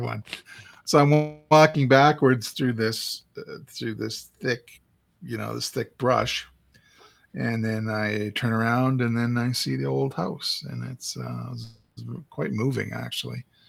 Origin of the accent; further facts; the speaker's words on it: Saskatchewan, Canada; moved away as an adult; now in Calgary, Canada; I went back to my hometown in Saskatchewan